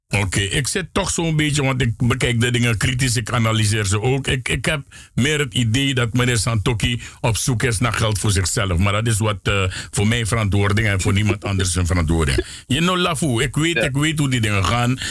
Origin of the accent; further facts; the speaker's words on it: Suriname; wij als Surinamers